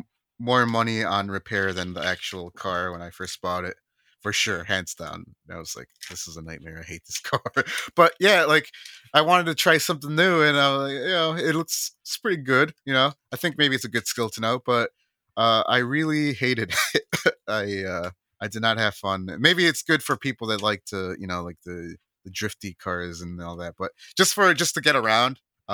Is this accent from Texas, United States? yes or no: no; California, United States; born there; Personally, yeah, personally, and I'm biased because I was born in Northern California, but yeah, Northern California rules.